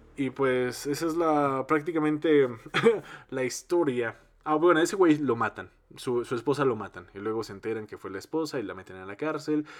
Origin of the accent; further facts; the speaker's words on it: Mexico; que seamos un chingo de mexicanos